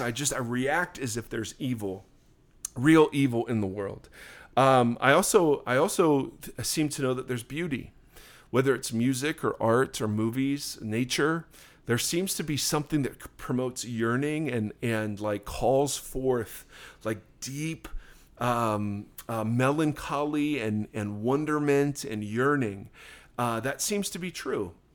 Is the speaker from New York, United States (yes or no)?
no; Ohio, United States; now in Southern California, United States; I grew up in Ohio